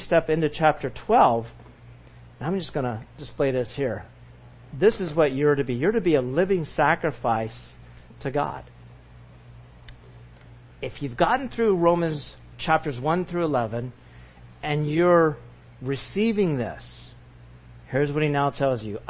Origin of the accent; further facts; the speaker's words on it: California, United States; growing up in California